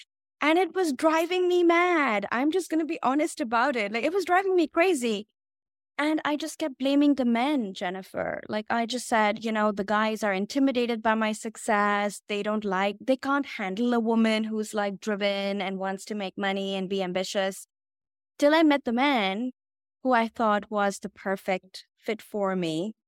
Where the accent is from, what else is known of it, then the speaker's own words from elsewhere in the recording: India; So I come from India, and my parents were shocked when I dropped the bomb on them that I am going to be a love coach.